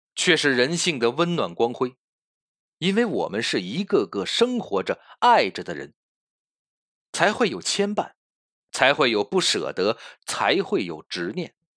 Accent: China; 我们中国人缅怀逝去的亲人祭奠祖先的日子

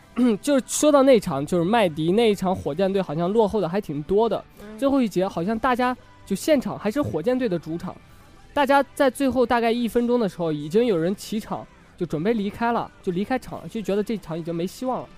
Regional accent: Shanxi, China; 在我的家乡山 西看的

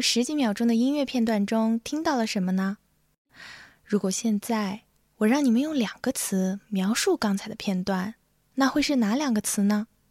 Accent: Xinjiang, China; moved away as an adult; also born or lived in Urumqi; now in Boston, United States; 我来自新疆，是一位大二在读作曲系的学生。现就读于美国波士顿新英格兰音乐学院 New England Conservatory

